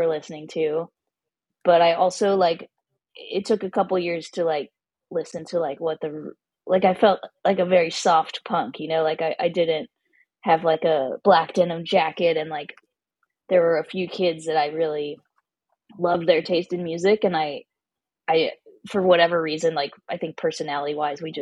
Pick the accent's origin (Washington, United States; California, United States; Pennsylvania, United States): California, United States; Los Angeles; Yes, I grew up here. My parents grew up here. So I've been in LA a while